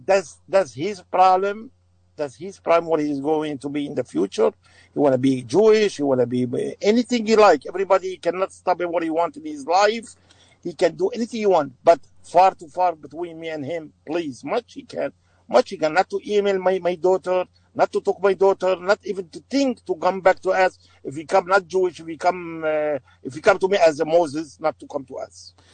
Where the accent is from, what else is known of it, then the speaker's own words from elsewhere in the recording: Aleppo, Aleppo Governorate, Syria; English is a second language; now in United States; I'm from Syria